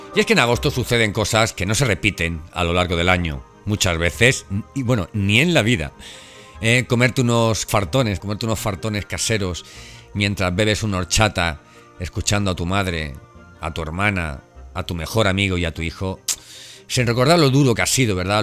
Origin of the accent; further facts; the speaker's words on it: Elche, Valencian Community, Spain; moved away; estuve en Elche, en mi ciudad natal